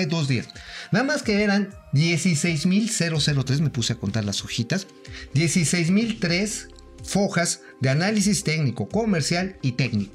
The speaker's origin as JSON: {"language": "Spanish", "country": "Mexico", "said": "como mexicanos"}